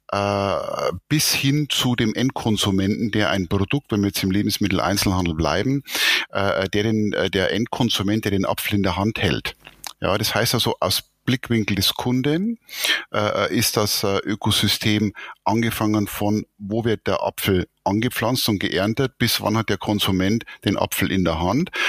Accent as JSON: {"language": "German", "region": "Bavaria", "country": "Germany", "said": "ich bin Oberpfälzer äh, und äh, bin hier äh, in äh, Bayern sozusagen geboren, äh, 57 Jahre alt"}